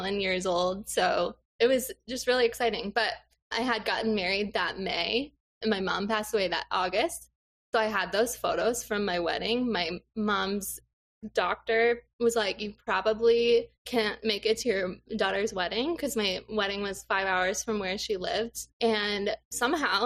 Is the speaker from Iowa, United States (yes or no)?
yes; Des Moines, Iowa, United States; moved away as an adult; also born or lived in Minneapolis, Minnesota; now in Eastern Wisconsin, United States; I grew up in Des Moines, Iowa.